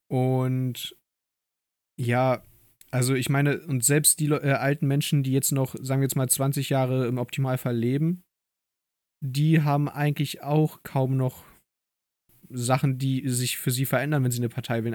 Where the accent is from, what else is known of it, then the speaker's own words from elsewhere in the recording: Germany; ich wurde hier in Deutschland geboren